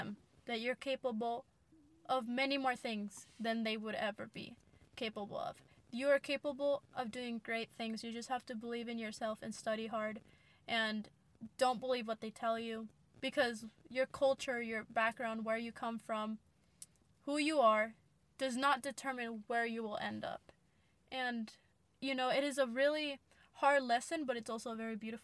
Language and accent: English; United States; first language English; I was born in the United States